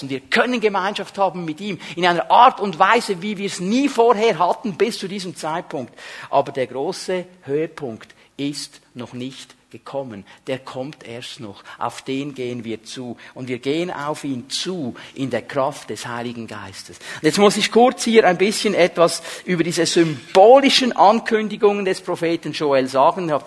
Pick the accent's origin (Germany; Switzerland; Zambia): Switzerland; manchmal sind wir Schweizer Christen so extrem ausgerichtet auf das Übernatürliche